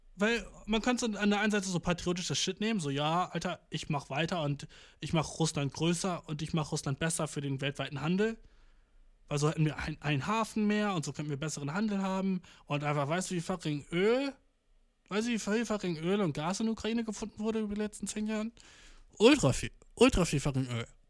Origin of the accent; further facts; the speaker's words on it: Germany; als Deutscher